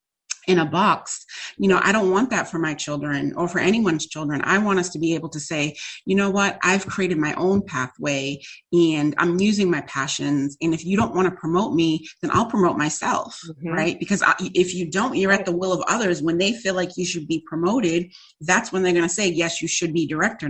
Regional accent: Massachusetts, United States; also born or lived in New York; I came back to Massachusetts

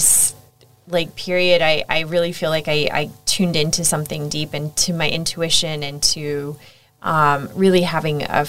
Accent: United States; moved away as an adult; also born or lived in Egypt / Saudi Arabia / Singapore / Thailand; now in Australia; as you might be able to tell from my outrageous accent, I'm American.

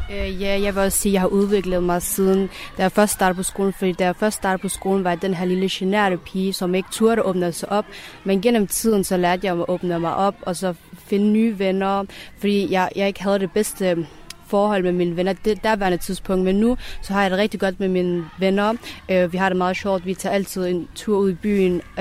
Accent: Denmark; jeg er jo født og opvokset i Danmark, men jeg, mine forældres rødder og min, min egen rødder, de er et andet sted, og det er Afghanistan.

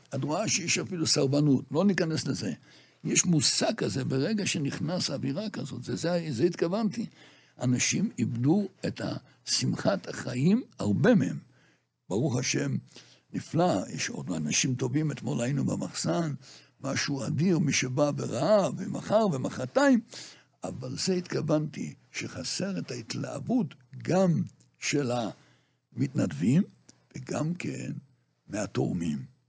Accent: Jerusalem, Jerusalem District, Israel; moved away as an adult; now in Migdal HaEmek, Israel; אנחנו גדלנו מירושלים. דור חמישי ירושלמי

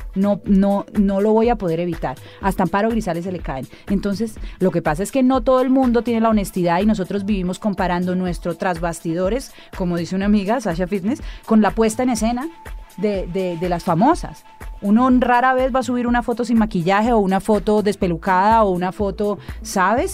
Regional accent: Cali, Valle del Cauca, Colombia; como buena caleña

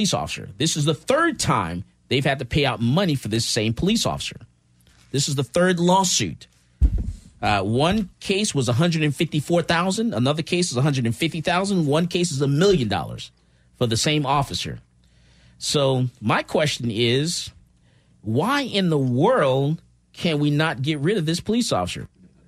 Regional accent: Florida, United States; now in Texas, United States; I was born in Florida. I wasn't born in Texas

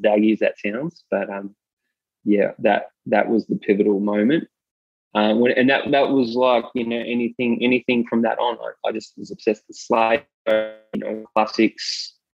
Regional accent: Melbourne, Victoria, Australia; Yeah, I'm born and raised in Melbourne. Grew up in kind of central Melbourne

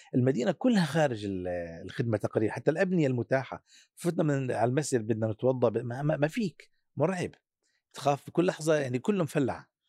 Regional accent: Syria; عندنا في سوريا

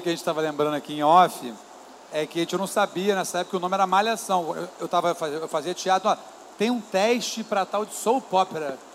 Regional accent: Niterói, Rio de Janeiro, Brazil; eu sou de Niterói, e eu pegava uma barca em Niterói.

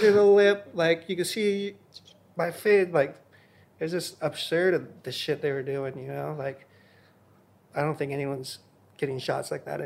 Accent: Hawaii, United States; I was born and raised in Hawaii

